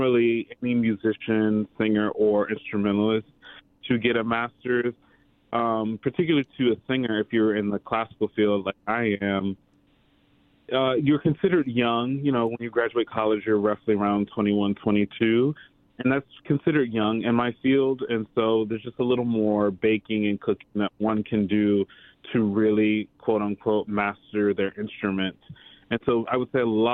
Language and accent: English; Smithfield, Virginia, United States; moved away as an adult; also born or lived in Pittsburgh, Pennsylvania / New York; So I'm from the area. I grew up in Smithfield, Virginia.